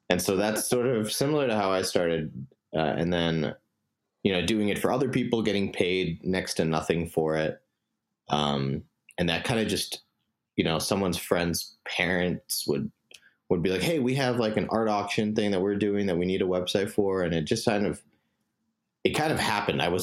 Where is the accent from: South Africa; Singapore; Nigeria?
Singapore; moved away as an adult; also born or lived in New York, United States; Um, so I grew up in Singapore um, for most of my life. Um, I was born in New York um, to parents that immigrated from India.